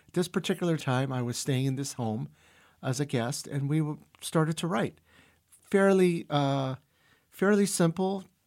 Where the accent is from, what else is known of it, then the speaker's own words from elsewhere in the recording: San Francisco, California, United States; English is a second language; also born or lived in Brazil; we moved from Brazil to San Francisco when I was four and a half, five years old